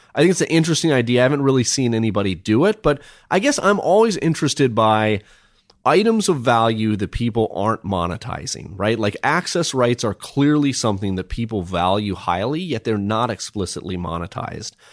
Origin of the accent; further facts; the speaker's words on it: Minnesota, United States; I grew up in Minnesota